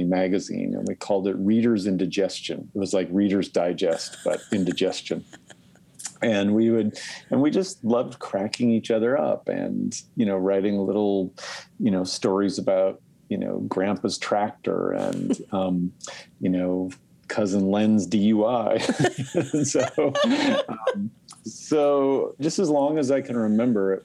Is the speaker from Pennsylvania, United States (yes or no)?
no; Spokane Valley, Washington, United States; growing up in the Spokane Valley